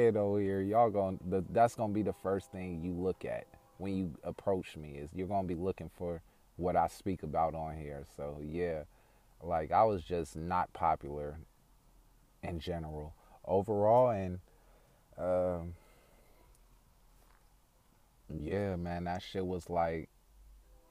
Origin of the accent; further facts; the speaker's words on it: Oakland, California, United States; also born or lived in Vallejo, California; Growing up, I went to a few schools throughout Oakland, California before I moved to Vallejo in 2004, 2005.